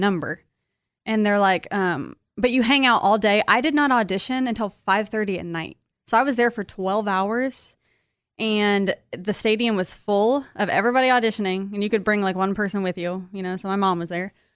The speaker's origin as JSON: {"language": "English", "region": "Kansas", "country": "United States", "moved": "yes", "said": "I'm from Kansas"}